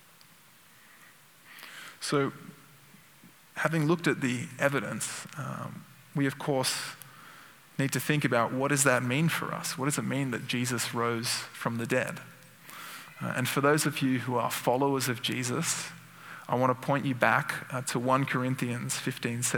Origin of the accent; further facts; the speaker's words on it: Sydney, New South Wales, Australia; my hometown, Sydney